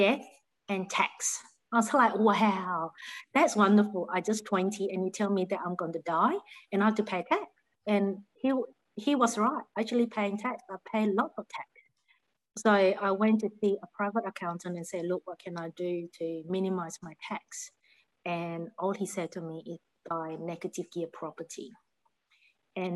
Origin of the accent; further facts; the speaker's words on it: Malaysia; moved away as an adult; now in Australia; I'm originally from Malaysia. So I've been in Australia since 1993